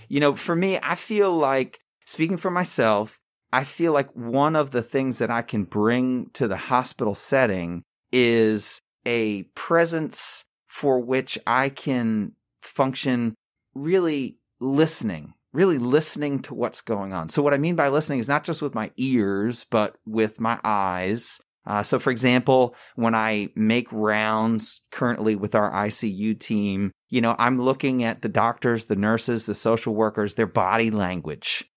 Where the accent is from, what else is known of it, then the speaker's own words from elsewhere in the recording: Long Island, New York, United States; moved away as an adult; also born or lived in Campbell University, North Carolina; now in High Point, United States; I was born and raised in Long Island, New York